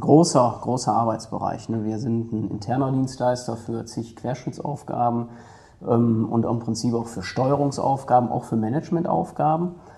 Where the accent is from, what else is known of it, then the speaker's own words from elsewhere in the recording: Duisburg, North Rhine-Westphalia, Germany; ich komme aus Duisburg weg, so könnte man das sagen. Ne? Bin ein Kind der Stadt, bin ein Kind des Ruhrgebiets, habe immer da gelebt und gewohnt